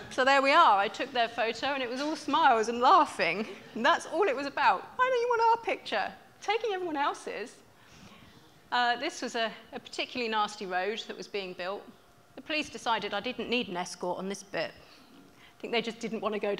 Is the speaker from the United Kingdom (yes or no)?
yes; England, United Kingdom; I'm from England